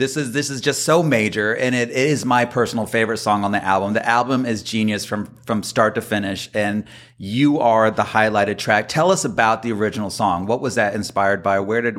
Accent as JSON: {"language": "English", "region": "New York", "country": "United States", "said": "being a New Yorker myself"}